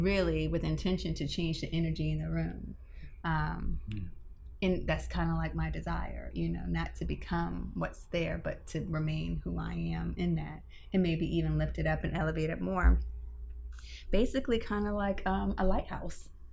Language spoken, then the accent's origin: English; Tampa, Florida, United States; I'm born and raised in Tampa